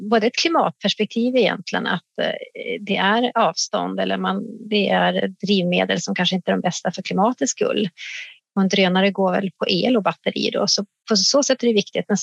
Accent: Jämtland, Sweden; Jag kan bara ta som ett exempel i den sameby där jag kommer ifrån, uppe i Jämtland, där använder vi ju drönare för att valla in renarna i gärdet.

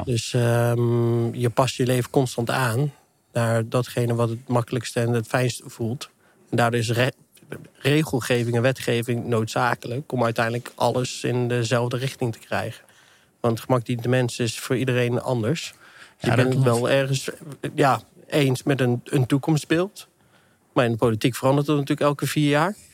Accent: Netherlands; we inderdaad als Nederlander

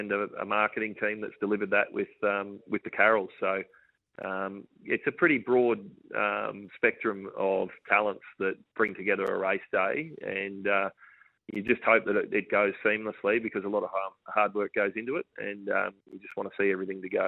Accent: Queensland, Australia; I grew up in Queensland

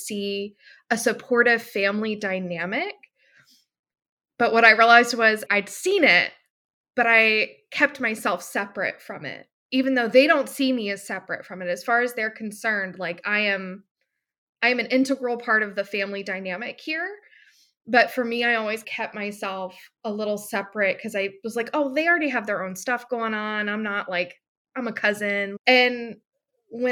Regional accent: Florida, United States; I'm from Florida.

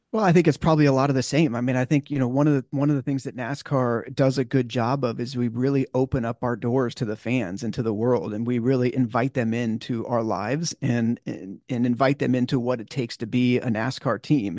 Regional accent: California, United States; growing up in California

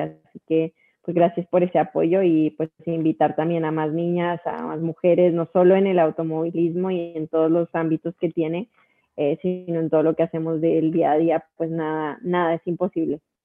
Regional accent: Colombia; de Colombia

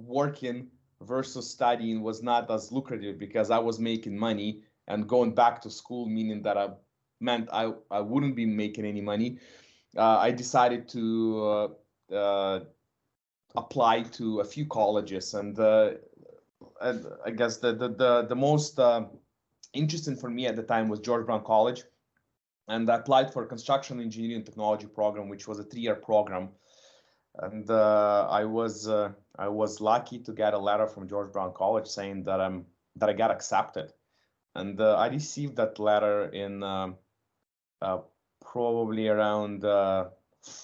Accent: Ukraine; now in Canada; I'm originally from Ukraine

